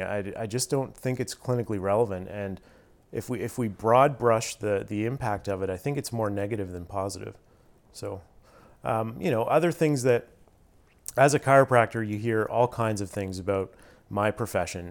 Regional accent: Stratford, Ontario, Canada; also born or lived in Toronto; I grew up in Stratford, Ontario

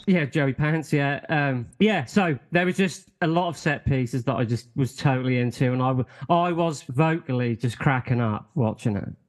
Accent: United Kingdom; us Brits

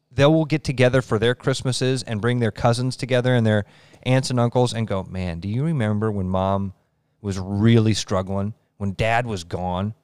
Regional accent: Pleasant Hill, United States; when I was growing up in Pleasant Hill, I grew up in an awesome community

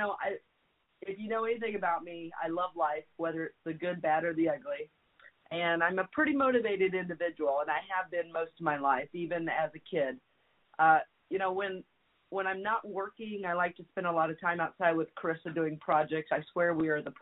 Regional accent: Jefferson City, Missouri, United States; moved away as an adult; also born or lived in Kansas City / Kansas; now in Texas, United States; I grew up in Jeff City, as you know, and I lived there until my late 20s

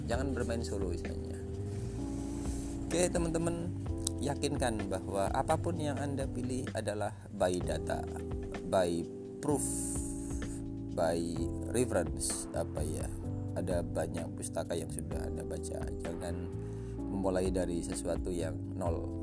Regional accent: Lamongan, East Java, Indonesia; saya dari Lamongan

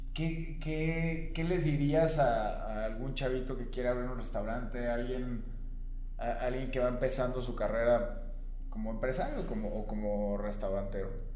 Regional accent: Celaya, Guanajuato, Mexico; yo soy de Celaya y venía aquí seguido, a Querétaro

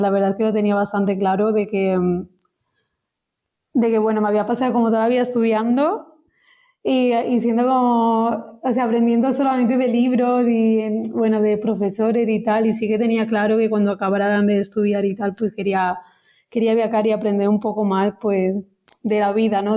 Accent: near Vic, Osona, Barcelona, Catalonia, Spain; soy de Etona, que es un pueblecito que está al lado de Vic, en Osona, Barcelona exactamente

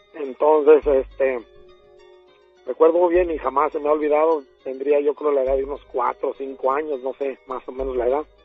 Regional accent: Mexico City, Mexico; also born or lived in Ciudad Nezahualcóyotl, State of Mexico; Yo nací en, en México, Distrito Federal, en la colonia Montezuma.

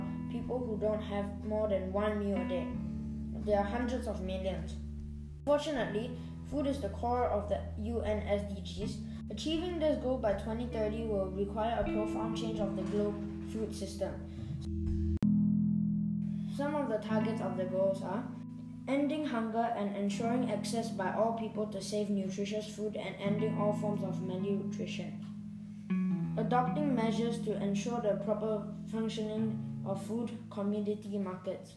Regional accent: Malaysia; from Malaysia

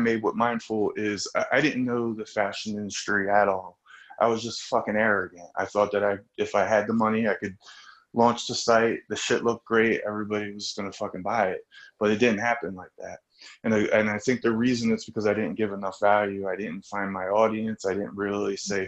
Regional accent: New Jersey, United States; I grew up in South Jersey.

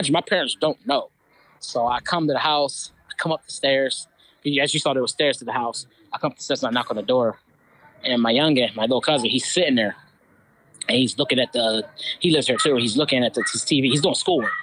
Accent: Philadelphia, Pennsylvania, United States; moved away; out here in my hometown of Philly

